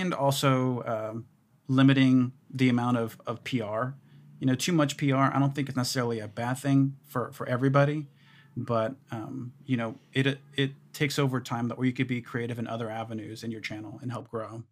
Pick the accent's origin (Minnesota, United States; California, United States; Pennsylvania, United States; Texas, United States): Texas, United States; Houston; I grew up in Houston.